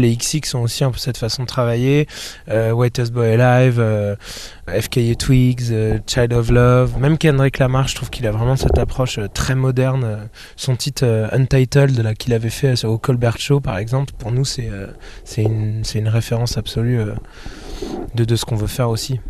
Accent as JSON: {"language": "French", "town": "Rennes", "region": "Brittany", "country": "France", "said": "on vient de Rennes"}